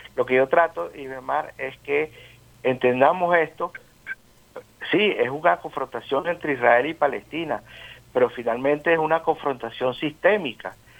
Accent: Venezuela; como nosotros, como los venezolanos

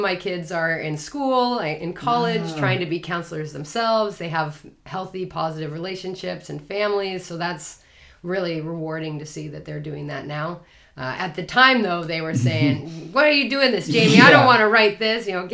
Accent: Washington, United States; moved away as an adult; also born or lived in Hawaii; I'm originally from Washington State

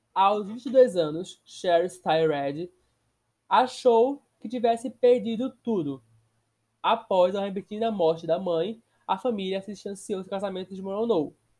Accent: Brazil; Sou brasileiro, porém sou cursado na Wizard

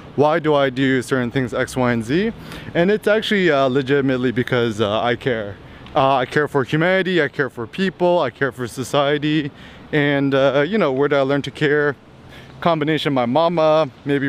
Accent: United States; Growing up in America

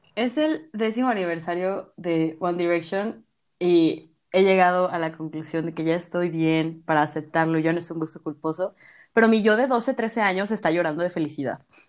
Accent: Mexico

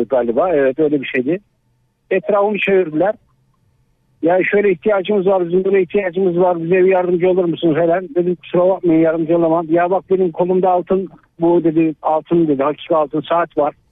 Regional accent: Tavşanlı, Kütahya, Turkey; Kütahya Tavşanlıyım.

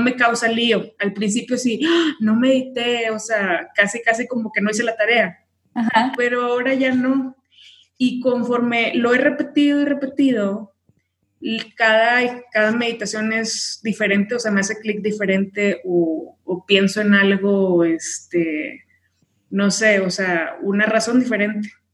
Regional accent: Tamaulipas, Mexico; moved away as an adult; now in Mexico City, Mexico; vivo en Ciudad de México, pero soy de Tamaulipas

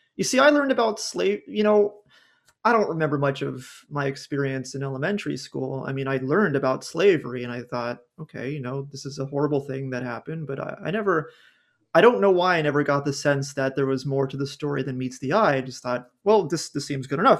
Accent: Southern California, United States; I grew up in Southern California

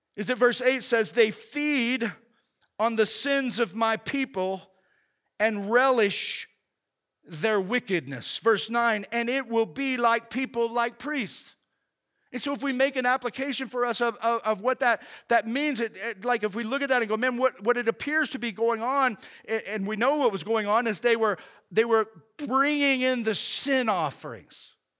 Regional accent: Oklahoma, United States; growing up in Oklahoma

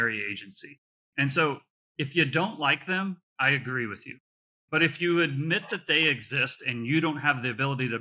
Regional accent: Nebraska, United States; I grew up in Nebraska

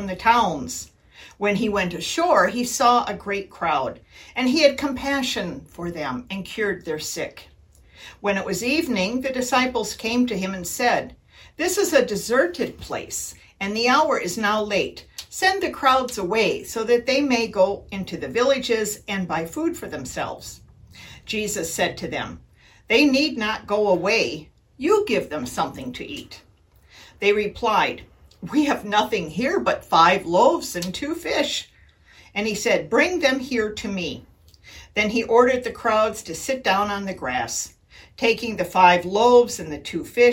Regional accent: Wisconsin, United States; When I grew up in Wisconsin

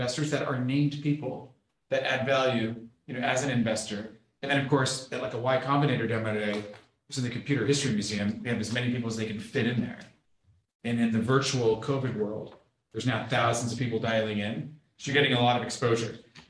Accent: Mexico; Like, I'm from Mexico, you know, I don't, how am I supposed to know all these people in Silicon Valley, right?

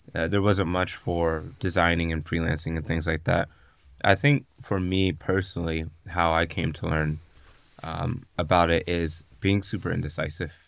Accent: Pittsburgh, Pennsylvania, United States; moved away; when I go back home, I'm from Pittsburgh, Pennsylvania yeah. originally

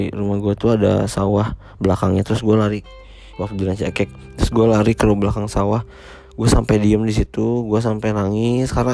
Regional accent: Rancaekek, West Java, Indonesia; also born or lived in Cicalengka; gue eh, dulu lahir di Cicalengka 28 April 1996. Uh, gue setelah di Cisalengka, gue pindah ke Ranca Ekek tuh sekitar dari umur 4 tahun

